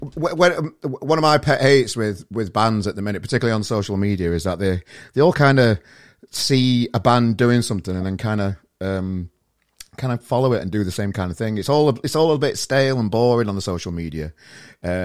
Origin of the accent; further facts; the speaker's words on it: Australia; I'm an Aussie bastard